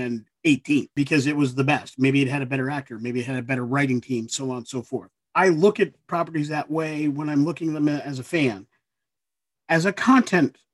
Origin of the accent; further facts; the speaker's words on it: Ithaca, New York, United States; my hometown of Ithaca, New York